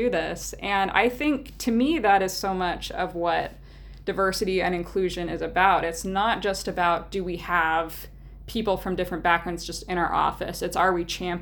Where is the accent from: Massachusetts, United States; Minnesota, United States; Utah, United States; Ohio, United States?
Utah, United States; moved away as an adult; also born or lived in Albuquerque, New Mexico; now in Idaho, United States; a small newspaper in northern Utah, which is my home state